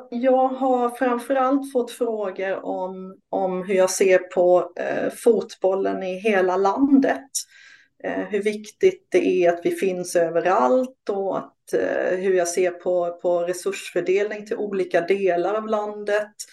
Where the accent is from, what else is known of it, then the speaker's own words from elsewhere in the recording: Småland, Sweden; Jag är från Småland